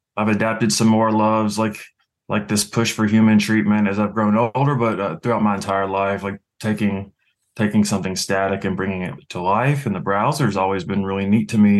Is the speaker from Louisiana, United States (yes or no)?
yes; Louisiana, United States; also born or lived in Chicago / San Francisco; now in New England, United States; I was born and raised in Louisiana